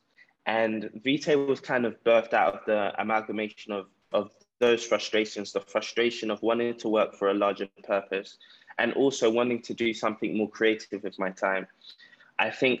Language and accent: English; London, United Kingdom; now in Ghana; I grew up in South London, grew up in a council estate.